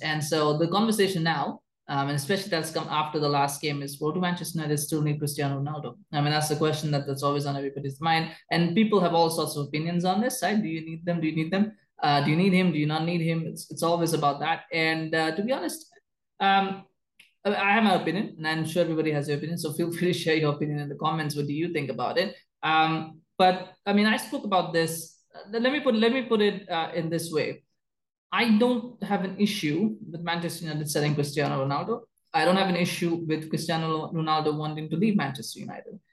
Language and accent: English; Canada; I, as a Canadian